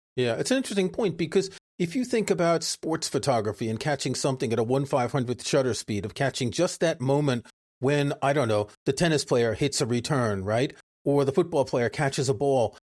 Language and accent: English; New York City, New York, United States; moved away as an adult; also born or lived in France; now in Stratford-upon-Avon, United Kingdom; I grew up in New York City